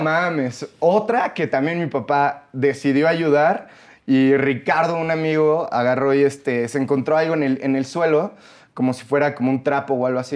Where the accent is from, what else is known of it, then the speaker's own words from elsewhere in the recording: Mexico; Los mexicanos